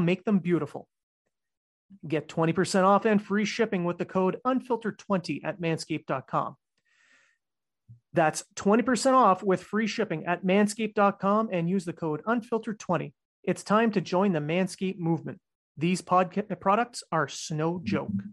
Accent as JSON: {"language": "English", "country": "Canada", "said": "I'm Canadian."}